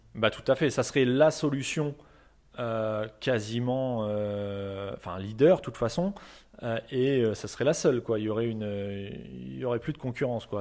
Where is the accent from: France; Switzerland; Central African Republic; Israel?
France; nous en tant que Français